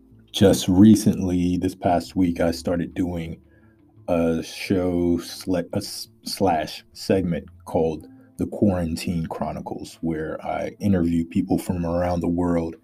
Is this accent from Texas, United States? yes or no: no; Louisiana, United States; And I'm from Louisiana in America, for those of you outside of America. I'm a country boy, southern boy.